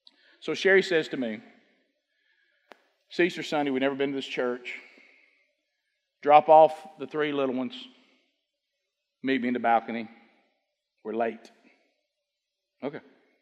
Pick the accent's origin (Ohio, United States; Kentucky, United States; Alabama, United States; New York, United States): Alabama, United States; Oxford; You know, we came from Oxford. You know, everybody know about Oxford? Alabama?